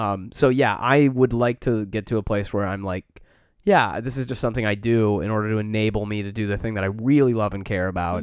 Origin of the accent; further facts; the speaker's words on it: Midwest, United States; now in Chicago, United States; we grew up in the Midwest